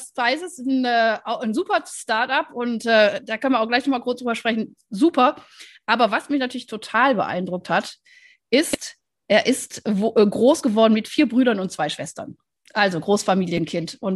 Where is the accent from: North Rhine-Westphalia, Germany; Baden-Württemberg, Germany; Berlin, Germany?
North Rhine-Westphalia, Germany; Wuppertal; born there; ich bin ja gebürtige Wuppertalerin und von daher, ähm, ja, Super, ist ja schon also wirklich 30 Kilometer nur von Wuppertal entfernt.